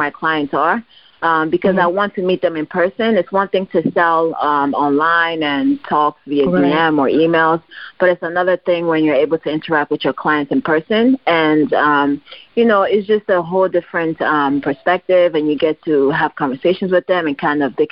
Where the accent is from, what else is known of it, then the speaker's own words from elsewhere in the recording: Nigeria; now in New Jersey, United States; my grandmother was owned a boutique in Nigeria growing up, and I just grew up watching her sew